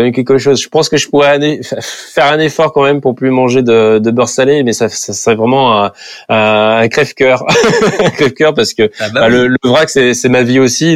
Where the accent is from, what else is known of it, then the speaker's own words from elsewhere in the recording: Nantes, Pays de la Loire, France; en tant que Nantais